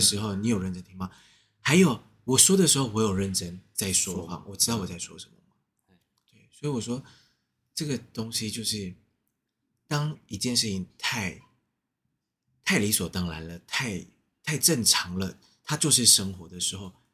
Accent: Taiwan; 我们台湾人

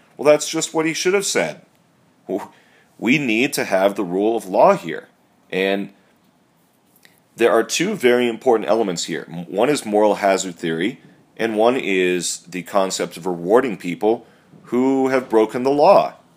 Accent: Massachusetts, United States; my home state of Massachusetts

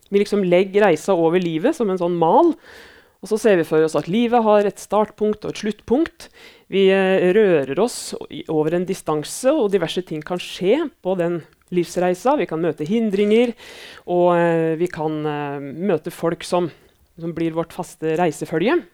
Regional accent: Elverum, Innlandet, Norway; now in Lillehammer, Norway; Navnet mitt er som sagt eh … Jeg kommer fra Elverum i Hedmark, men bor på Lillehammer.

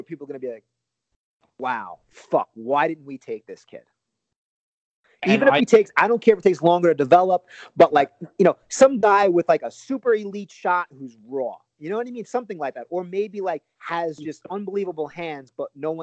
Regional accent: New York, United States; as a New Yorker

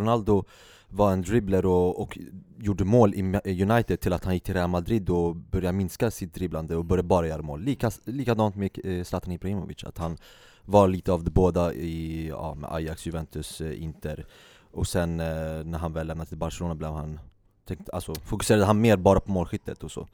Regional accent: Sweden; Vi som svenskar

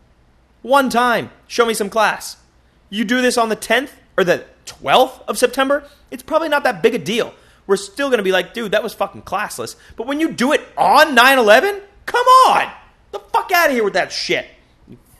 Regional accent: United States; I'm American

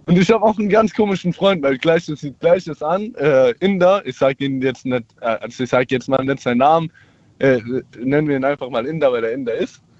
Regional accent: Mannheim, Baden-Württemberg, Germany; ich komme aus Mannheim. Ich bin jetzt 19 und mache in ein paar Monaten mein Abi zu Ende.

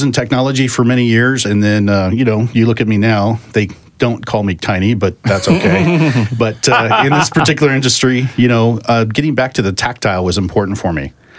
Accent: Oregon, United States; also born or lived in Willamette Valley, Oregon; now in Bend, United States; Oregon native, born and raised.

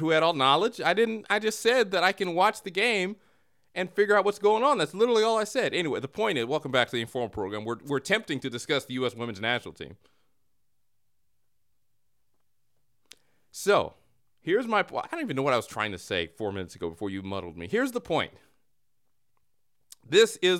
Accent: United States; I'm American

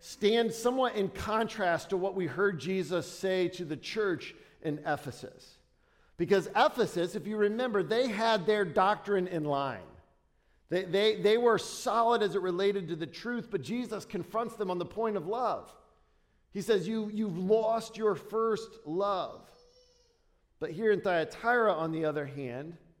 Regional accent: Dayton, Ohio, United States; I'm from Dayton

